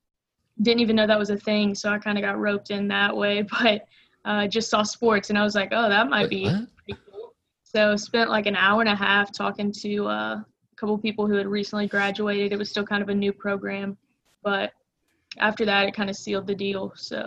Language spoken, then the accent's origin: English; St. Simons Island, Georgia, United States; also born or lived in East Tennessee; So I was born in East Tennessee, lived about 4 hours north of Macon, Georgia, and then my family moved to St. Simons Island, where we live about 4 hours south.